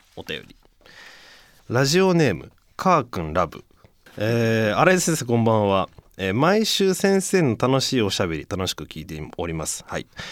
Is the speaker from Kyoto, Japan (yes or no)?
no; Fussa, Tokyo, Japan; ふっさしってもう生まれ育ってたら全然もう何抵抗なく読めちゃいますけど